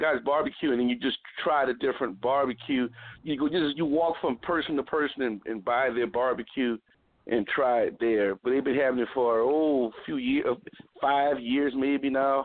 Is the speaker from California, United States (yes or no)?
no; New Orleans, Louisiana, United States; I grew up here in New Orleans, in Louisiana